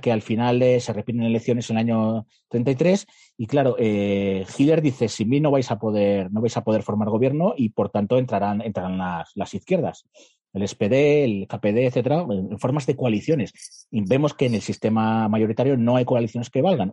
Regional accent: Guadalajara, Castilla-La Mancha, Spain; en Guadalajara, de donde soy yo

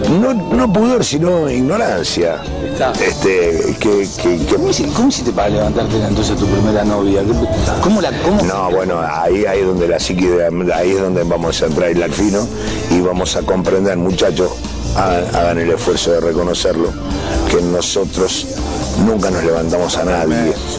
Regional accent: Buenos Aires, Argentina; also born or lived in Mataderos; yo soy de Buenos Aires

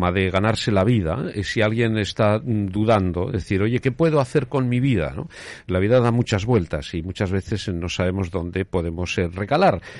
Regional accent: Leciñena, Aragon, Spain; somos de Leciñena, estamos aquí mismo.

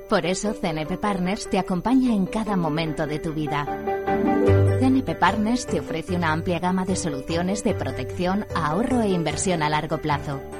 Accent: Alicante, Valencian Community, Spain; Buenos días … de Alicante.

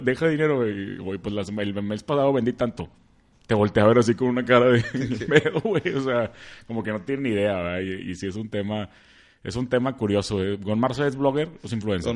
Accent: Monterrey, Nuevo León, Mexico; somos los regios

